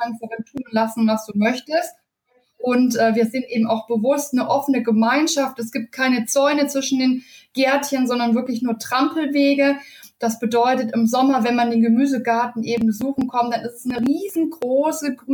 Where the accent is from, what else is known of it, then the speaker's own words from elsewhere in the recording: Bavaria, Germany; born there; now in Bonn, Germany; lebe seit äh, knapp äh, neun Jahren mittlerweile in Bonn, bin gebürtige Bayerin und auch noch sehr heimatverbunden.